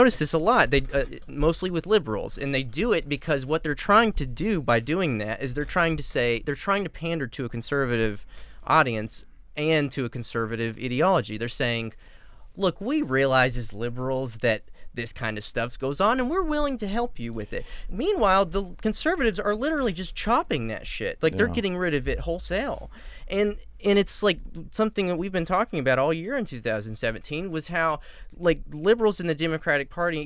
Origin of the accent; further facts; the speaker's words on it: New Mexico, United States; I'm from New Mexico.